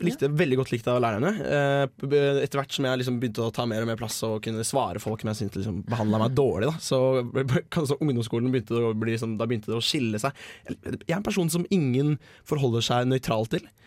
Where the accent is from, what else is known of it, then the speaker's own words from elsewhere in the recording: Bø, Vestfold og Telemark, Norway; der jeg kommer fra, Bø i Telemark